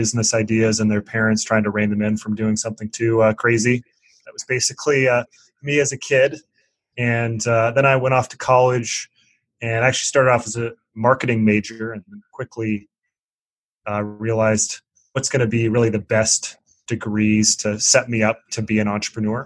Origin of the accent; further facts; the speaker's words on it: Seattle, Washington, United States; moved away as an adult; also born or lived in East Coast; I'm from Seattle and moved to the East Coast